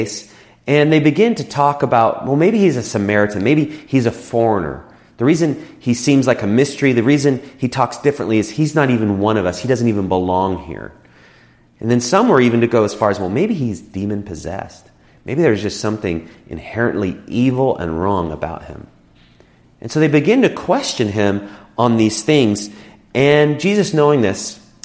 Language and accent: English; United States; us as Americans